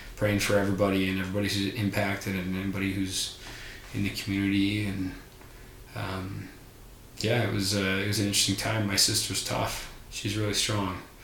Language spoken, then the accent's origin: English; Littleton, Colorado, United States; seventh of eight kids, born and raised in Colorado